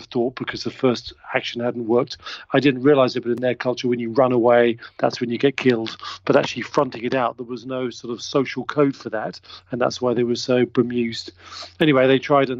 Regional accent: England, United Kingdom; I'm English. I was brought up in England

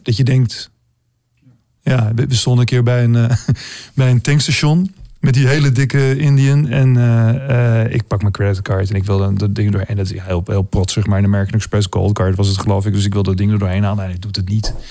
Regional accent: Amsterdam, North Holland, Netherlands

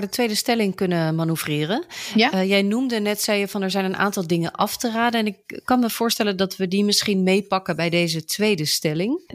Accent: Netherlands; also born or lived in England; Ik ben Brits-Nederlands, kind van een Britse vader en een Nederlandse moeder. Geboren in Engeland, maar grotendeels opgegroeid hier in Nederland.

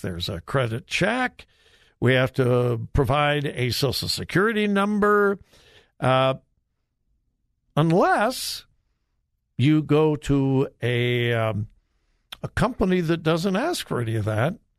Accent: California, United States; moved away as an adult; also born or lived in South Carolina; now in Ohio, United States; I am a native Californian. I've been gone for many years. I've been here in Ohio for 40, I believe 47 years, I think it is. Uh, so I've been in Ohio much longer than I was in California, but it's my home state. That's where I was born. I was raised

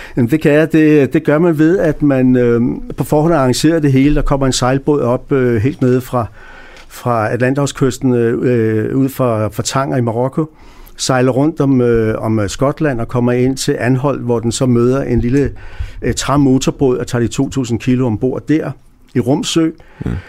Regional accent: Denmark; moved away; jeg kommer fra Danmark

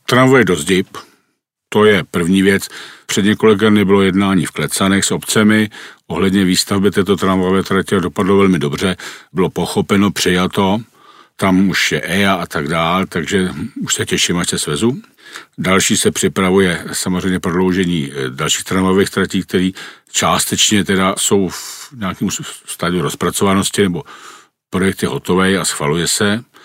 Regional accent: Prague, Czechia; Já jsem vyrůstal jako dítě ve Strašnicích pod Rapidem

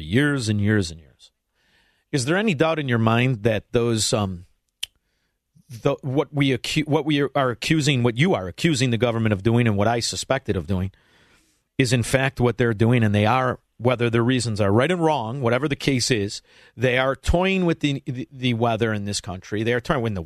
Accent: Chicago, Illinois, United States; a little kid growing up in Chicagoland

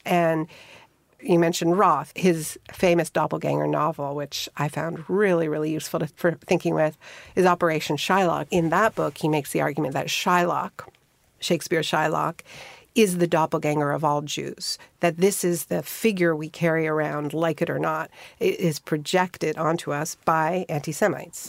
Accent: Montreal, Quebec, Canada; I had a best friend when I was growing up in Montreal named Mara

